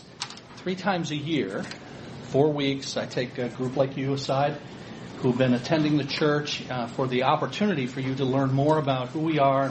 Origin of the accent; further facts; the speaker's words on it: Ecorse, Michigan, United States; I grew up downriver here in Ecorse. So I tell people I grew up in Ecorse and I live to tell about it.